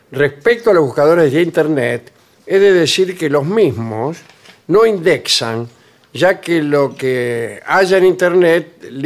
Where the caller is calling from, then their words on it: Rosario, Santa Fe, Argentina; de Rosario. Ayer a la tarde te escuché en la radio de aquí casi una hora de, tar de charla.